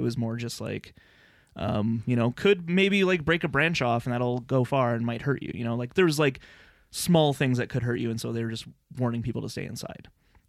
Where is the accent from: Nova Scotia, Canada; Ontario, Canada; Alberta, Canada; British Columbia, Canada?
Alberta, Canada; Lethbridge; I grew up in Lethbridge, Alberta, yep. Which is a very windy city.